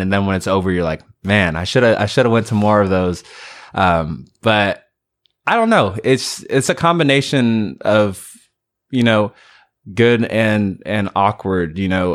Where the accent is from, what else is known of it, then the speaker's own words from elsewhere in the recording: California, United States; moved away as an adult; now in Greenville, United States; I'm from California originally